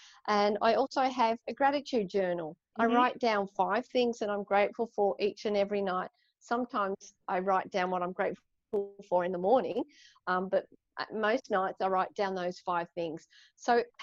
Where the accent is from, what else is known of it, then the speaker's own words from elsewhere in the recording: Ballarat, Victoria, Australia; now in Sydney, Australia; I was born in Ballarat, like inland, we used to holiday by the beach